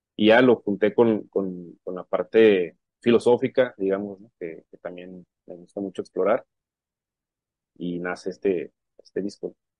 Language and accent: Spanish; Puerto Peñasco, Sonora, Mexico; now in Tijuana, Mexico; Yo nací en Sonora, pero desde el 93 estoy acá en Tijuana, ¿no? Entonces soy como una, soy sonorense, tijuanense y bueno, de Puerto Peñasco, Sonora, allá soy.